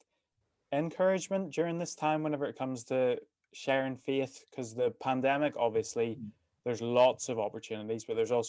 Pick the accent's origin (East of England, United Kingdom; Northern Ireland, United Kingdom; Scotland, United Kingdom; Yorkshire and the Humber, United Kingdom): Northern Ireland, United Kingdom; moved away as an adult; Thought I would go there for a year, go back to Northern Ireland